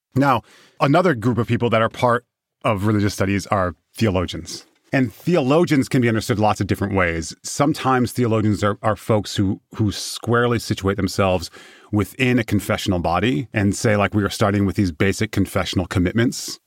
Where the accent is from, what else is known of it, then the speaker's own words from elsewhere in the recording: Michigan, United States; I'm from Michigan